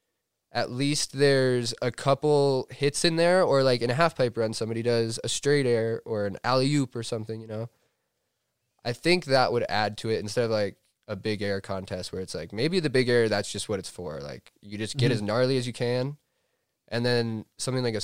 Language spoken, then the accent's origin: English; Steamboat Springs, Colorado, United States; I grew up in Steamboat Springs, Colorado